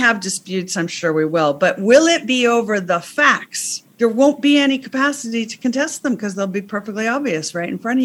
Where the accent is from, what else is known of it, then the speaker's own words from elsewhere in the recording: United States; moved away as an adult; now in England; I'm American, but I've been living in England for a long time